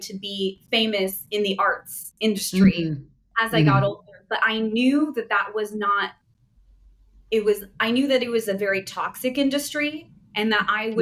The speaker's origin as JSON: {"language": "English", "region": "California", "country": "United States", "tie": "born or raised there", "moved": "as an adult", "lives_now": "Portugal", "said": "I was born and raised in California, and I now live in Portugal because I am Portuguese."}